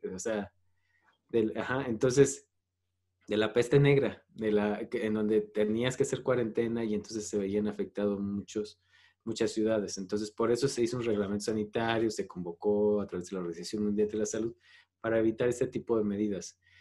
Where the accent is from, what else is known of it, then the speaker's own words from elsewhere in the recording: Mexico; como mexicanos debemos